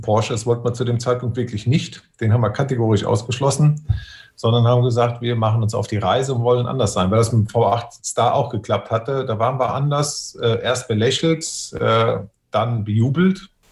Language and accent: German; Westerwald, Rhineland-Palatinate, Germany; dass ich aus dem Westerwald komme